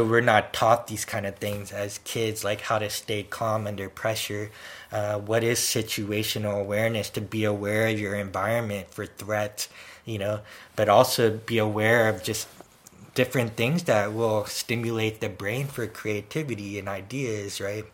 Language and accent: English; San Francisco, California, United States; I also lived in an area where we had earthquakes in San Francisco. So we had those, like, you know, drills where, you know, the emergency siren would go off and we'd go under our desk